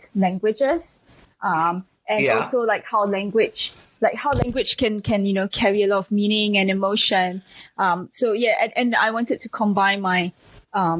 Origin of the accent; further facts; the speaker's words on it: Singapore; I was born and raised in Singapore